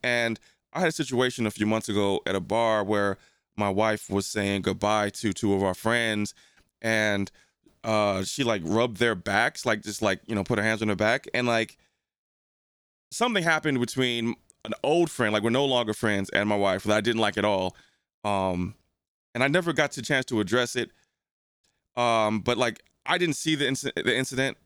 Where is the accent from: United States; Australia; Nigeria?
United States; New Jersey; also born or lived in St. Louis; when I grew up in New Jersey